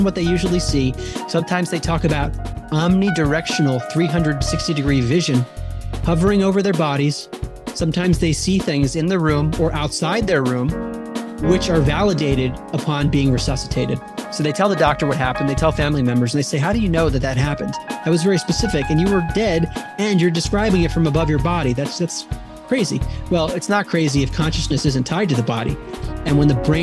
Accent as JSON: {"language": "English", "town": "Baltimore", "region": "Maryland", "country": "United States", "tie": "born or raised there", "said": "I grew up outside of Baltimore, Maryland"}